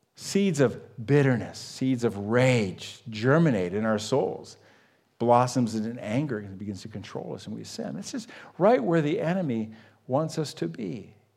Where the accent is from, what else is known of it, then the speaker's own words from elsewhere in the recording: United States; I grew up on Lake Erie